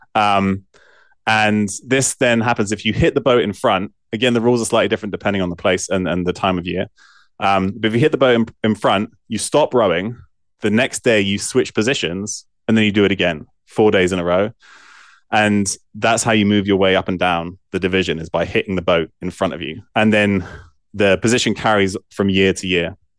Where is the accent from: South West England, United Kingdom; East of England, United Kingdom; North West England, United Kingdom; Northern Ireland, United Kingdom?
South West England, United Kingdom; Bristol; also born or lived in Evanston, Illinois, United States; we moved back to the U K when I was four or five. Um, and I lived, I grew up in Bristol